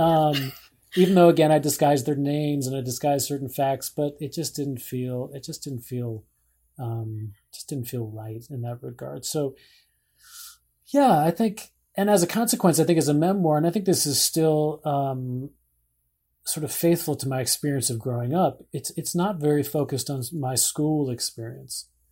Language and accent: English; Scarsdale, New York, United States; moved away; my hometown